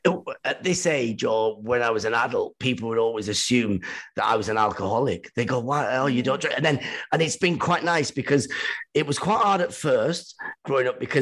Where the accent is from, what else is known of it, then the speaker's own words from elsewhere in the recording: Iran; moved away; even when we came from Iran, it was very Iranian because my dad was always away, whatever, doing stuff.